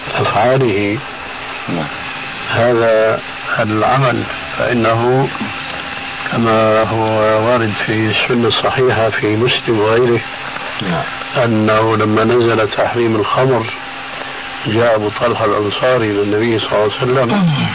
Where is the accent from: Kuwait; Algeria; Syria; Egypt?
Egypt; عندنا في مصر